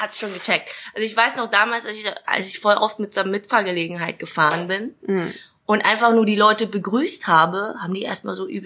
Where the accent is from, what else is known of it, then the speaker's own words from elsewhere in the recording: Dresden, Saxony, Germany; accent: Saxon; Naja, sagen wir es mal so, ich bin in Dresden geboren und aufgewachsen